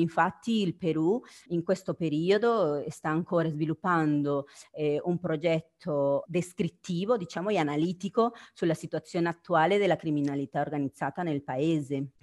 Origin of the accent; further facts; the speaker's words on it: Guatemala; now in Italy; io sono del Guatemala